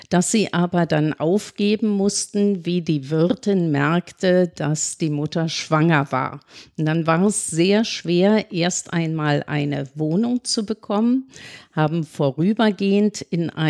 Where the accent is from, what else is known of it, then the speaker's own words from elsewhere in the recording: Berlin, Germany; Ich bin in Tempelhof zur Schule gegangen. Zunächst einmal in die Grundschule. Und wir lebten in der Nähe vom äh, Attila-Platz.